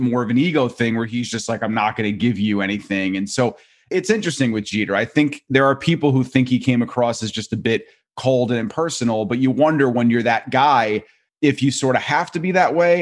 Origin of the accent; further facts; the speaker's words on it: New York, United States; growing up in New York